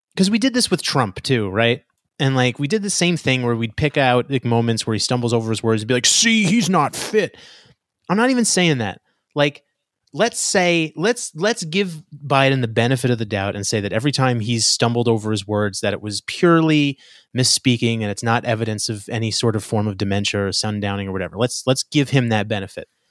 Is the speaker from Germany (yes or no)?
no; New York, United States; I'm from New York